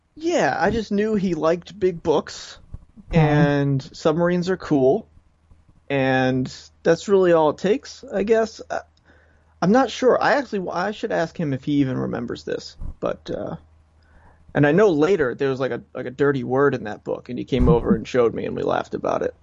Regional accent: Coventry, Rhode Island, United States; now in Warwick, United States; I'm from Rhode Island. From Coventry, Rhode Island is where I grew up, and I now live in Warwick

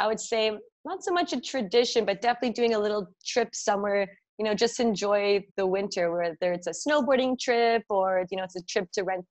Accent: Toronto, Ontario, Canada; right now I'm in Toronto. I was born and raised.

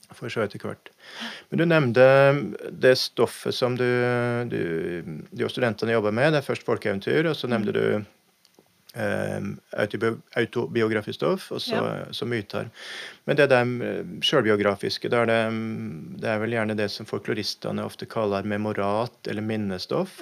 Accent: Norway

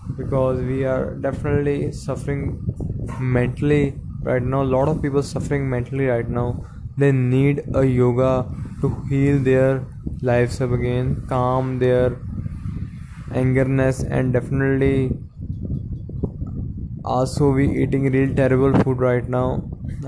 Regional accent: India; Definitely I'm Indian, I'm really proud of it

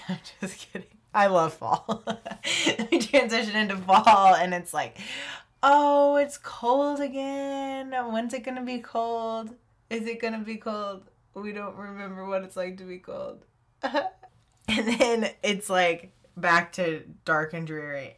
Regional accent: Texas, United States; moved away as an adult; also born or lived in Uganda; staying in Texas, um, doing Young Life

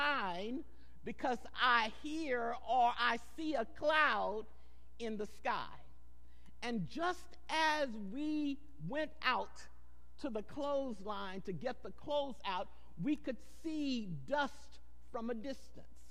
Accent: Goliad, Texas, United States; also born or lived in San Antonio, Texas; I was born in San Antonio, but we moved to Goliad at an early age

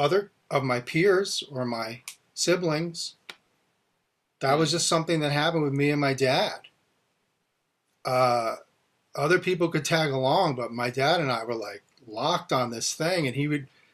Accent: outside of New York, United States; as a kid growing up outside of New York

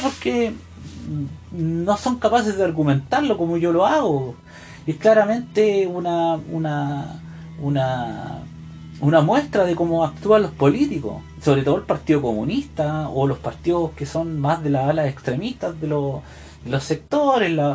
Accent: Santiago, Santiago Metropolitan Region, Chile; moved away as an adult; also born or lived in United States; nací en una ciudad, me crié en Santiago

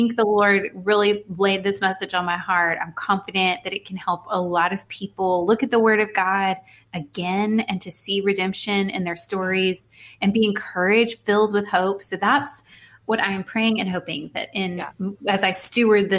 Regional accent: Houston, Texas, United States; moved away as an adult; now in Dallas, United States; I'm from Houston, so I'm a very proud Houstonian, born and raised

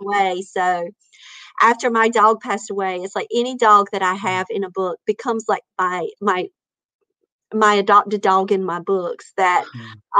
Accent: North Carolina, United States; I'm from North Carolina.

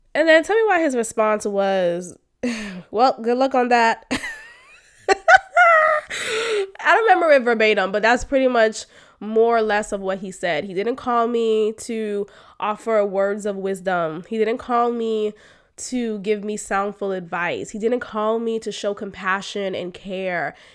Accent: Boston, Massachusetts, United States; moved away; the family that I grew up with in Boston

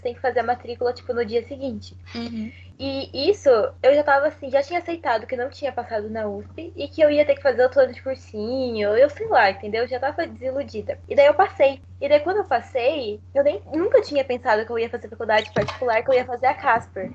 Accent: Mogi das Cruzes, São Paulo, Brazil; porque eu não sou de São Paulo, tá, pessoal? Eu sou de Mogi das Cruzes

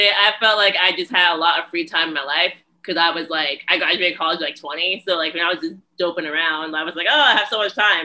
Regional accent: New Jersey, United States; I'm from Jersey.

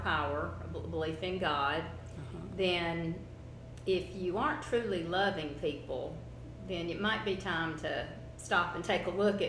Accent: South Carolina, United States; I don't know if you've heard that phrase before, but growing up in South Carolina, that's what it was.

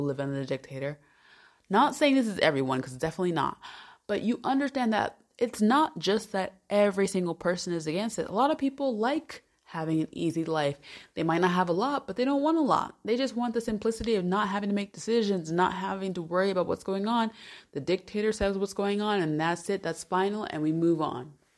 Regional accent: United States; moved away as an adult; also born or lived in Salamanca, Spain; now in Switzerland; As an American

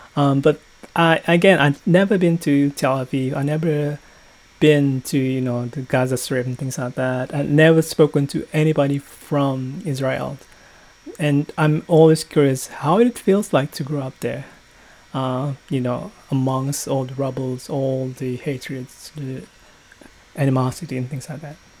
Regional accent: Indonesia; I'm from Indonesia

